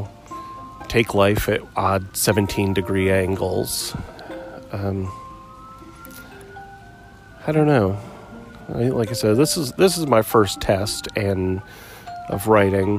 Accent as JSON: {"language": "English", "town": "Muskegon", "region": "Michigan", "country": "United States", "tie": "born or raised there", "moved": "yes", "lives_now": "Maryville, United States", "said": "I grew up in Muskegon, Michigan, on Lake Michigan, you know, 45 years ago"}